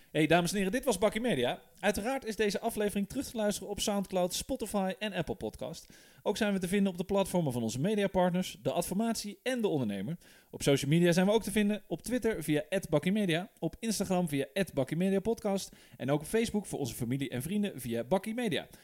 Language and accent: Dutch; Netherlands; wij als Nederlanders en ons kleine landje